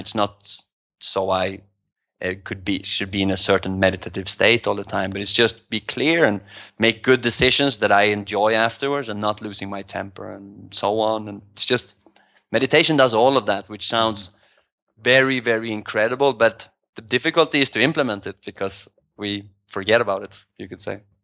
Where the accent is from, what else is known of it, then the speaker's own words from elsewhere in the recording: Sweden; moved away as an adult; also born or lived in New York / Asia; now in Thailand; I moved from Sweden five years ago.